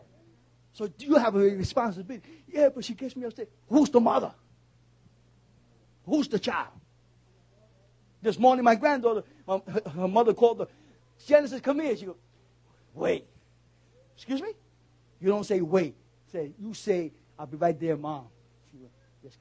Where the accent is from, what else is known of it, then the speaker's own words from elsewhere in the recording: New York City, New York, United States; I'm a New Yorker.